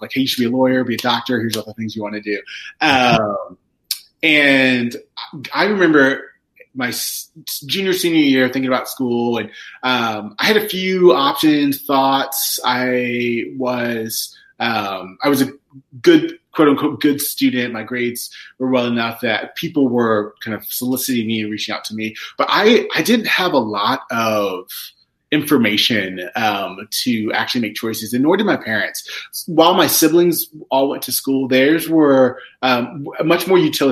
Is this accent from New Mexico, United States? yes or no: no; southwestern Virginia, United States; I grew up in Virginia, in southwestern Virginia